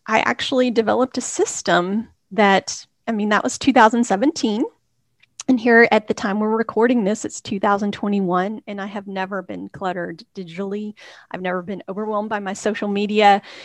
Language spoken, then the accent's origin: English; Texas, United States; born or raised there; moved away as an adult; also born or lived in Hickory, North Carolina / Waco, Texas; now in Nashville, United States